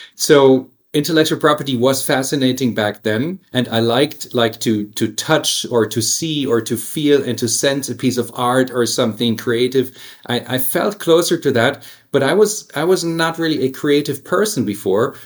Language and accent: English; Stuttgart, Baden-Württemberg, Germany; also born or lived in United States; now in Hamburg, Germany; I grew up in Stuttgart, which is a uh, in, in, the Swabian area